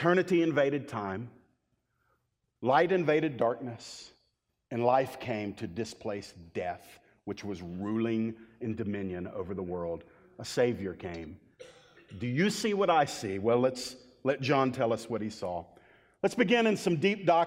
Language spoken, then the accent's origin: English; the Bible Belt, United States; I grew up in the Bible Belt.